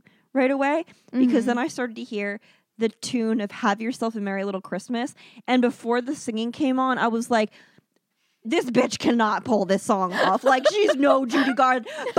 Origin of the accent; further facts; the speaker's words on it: Philippines; It shames me as a Filipino.